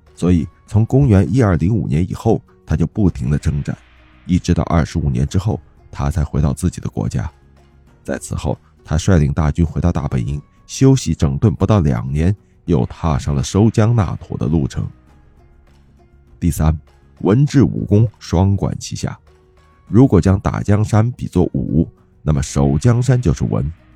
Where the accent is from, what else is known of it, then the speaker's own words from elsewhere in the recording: China; 我们中国人